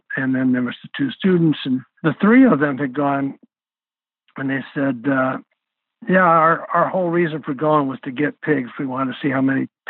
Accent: United States; I'm not ashamed of being American

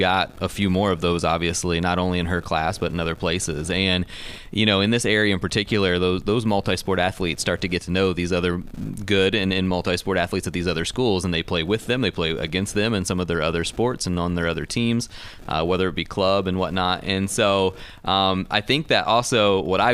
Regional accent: Indiana, United States; moved away as an adult; also born or lived in Chicago; now in Michigan, United States; I grew up in Indiana and was coaching in Chicago before here

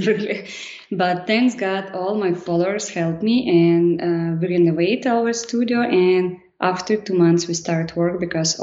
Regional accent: Kryvyi Rih, Dnipropetrovsk Oblast, Ukraine; English is a second language; moved away as an adult; now in Lviv, Ukraine; I'm original from East Park, River Roh

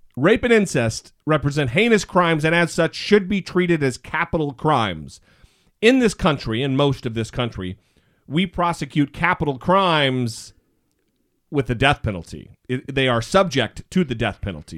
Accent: Idaho, United States; I grew up in Mormon country in Idaho

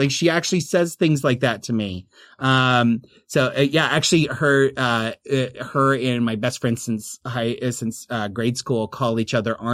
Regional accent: Oklahoma, United States; accent: Oklahoma; I overcompensate because of my Oklahoma accent

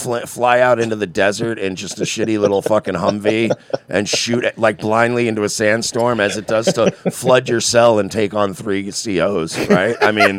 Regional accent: New York, United States; now in Florida, United States; I'm from New York originally, and I grew up, like, in New York.

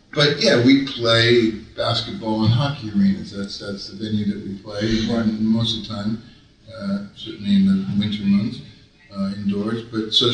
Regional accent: Detroit, Michigan, United States; moved away; The city of mine is Detroit

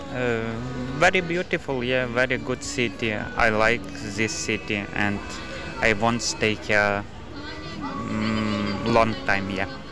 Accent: Western Ukraine, Ukraine; English is a second language; moved away as an adult; now in Kilkenny, Ireland; I am from Ukraine, from west part, but now I am living in Kilkenny

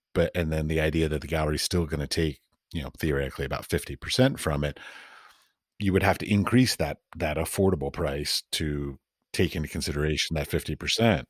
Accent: United States; moved away as an adult; now in Europe; I was raised and taught in the United States

